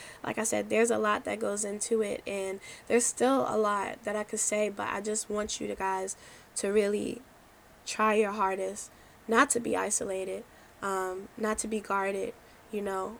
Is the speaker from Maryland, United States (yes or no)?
yes; Maryland, United States; I was from Maryland